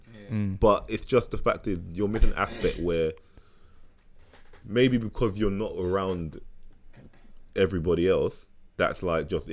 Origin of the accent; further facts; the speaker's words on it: London, United Kingdom; growing up in London